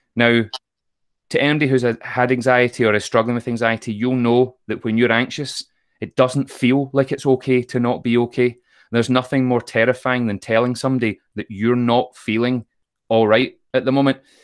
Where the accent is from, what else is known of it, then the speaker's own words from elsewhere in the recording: Troon, Scotland, United Kingdom; I grew up in Troon in Ayrshire